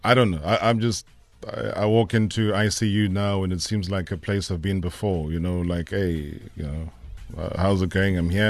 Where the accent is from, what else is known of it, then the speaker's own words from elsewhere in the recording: Vryheid, KwaZulu-Natal, South Africa; also born or lived in Emondlo; in Vryheid, it was, was basically where I was born.